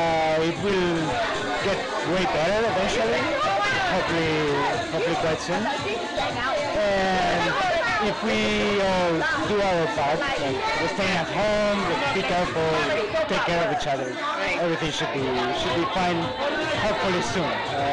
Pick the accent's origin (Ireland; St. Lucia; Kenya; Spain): Spain; now in China; I'm from Spain. I've been the same here in China during all this virus outbreak for the last couple of months.